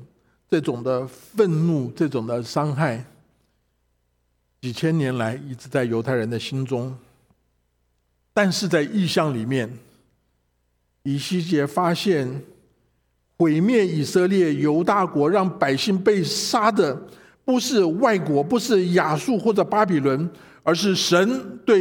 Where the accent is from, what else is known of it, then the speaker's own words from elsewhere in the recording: China; 啊，我们中国人过年都要都有一个财神的一个一个仪式。